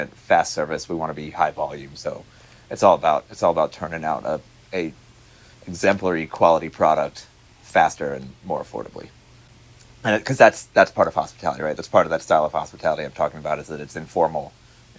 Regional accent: Atlanta, Georgia, United States; now in Los Angeles, United States; I'm from the South, from Atlanta

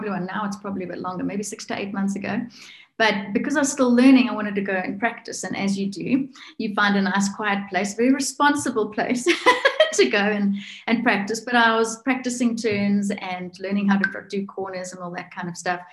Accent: South Africa; also born or lived in north of South Africa; now in Alberton, South Africa; I'm from South Africa

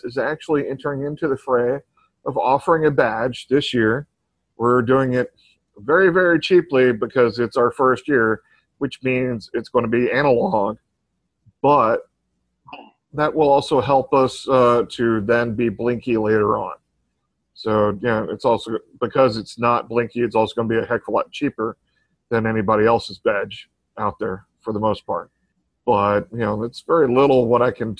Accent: Texas, United States; I'm from Texas. We've got Mexican influence in our culture

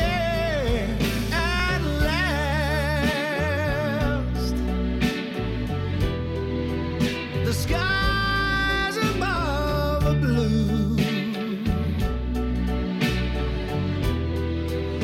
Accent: Wales, United Kingdom; I think we all love being Welsh. And I'm a Welsh speaker and I absolutely love speaking the language.

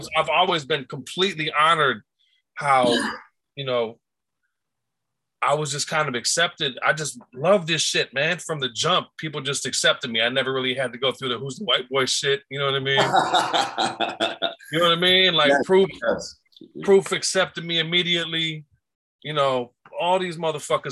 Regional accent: Detroit, Michigan, United States; I'm from Detroit

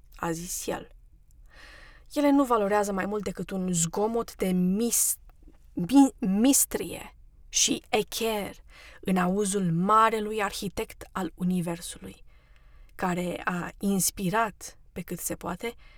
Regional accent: Romania; now in United States; Eu am fost născută ortodoxă, pentru că sunt româncă

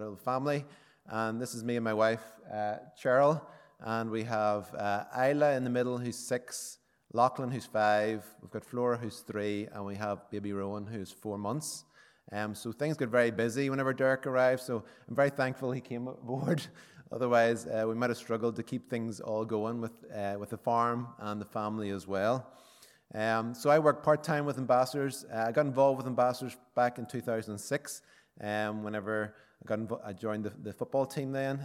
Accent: County Armagh, Northern Ireland, United Kingdom; I'm from County Armagh

